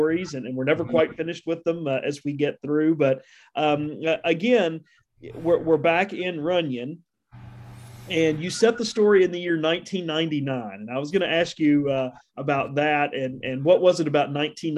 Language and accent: English; Appalachia, United States; we're from Appalachia at any part